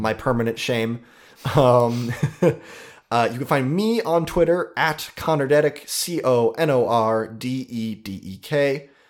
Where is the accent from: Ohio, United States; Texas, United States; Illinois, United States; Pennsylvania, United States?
Ohio, United States; We're from Ohio